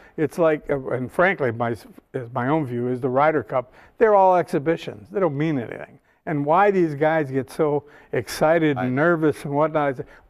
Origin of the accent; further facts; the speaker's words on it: Chicago, Illinois, United States; when I was a kid growing up in Chicago